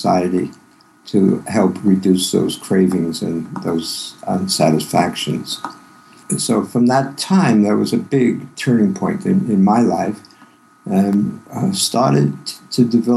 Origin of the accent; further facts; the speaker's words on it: New York City, New York, United States; also born or lived in Yonkers, New York; I grew up in Brooklyn in a family that was Jewish progressive